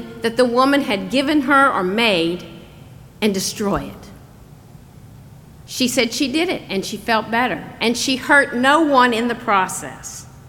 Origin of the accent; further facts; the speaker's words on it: the South, United States; Now, growing up in the South, I was taught never get angry. In fact, the word we used for it was not angry, it was ill. Now, if you have trouble with my accent, that's spelled I-L-L.